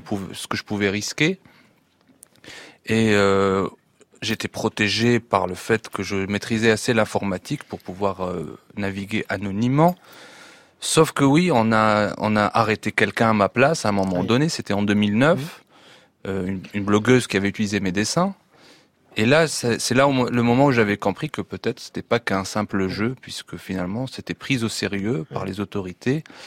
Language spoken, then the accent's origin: French; Tunisia; internautes tunisiens